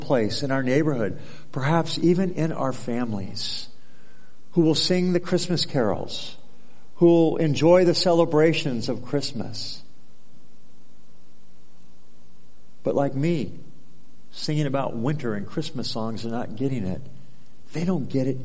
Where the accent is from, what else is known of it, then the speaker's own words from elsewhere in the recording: Southern California, United States; moved away as an adult; now in Alaska, United States; my whole life growing up in California, most of it Southern California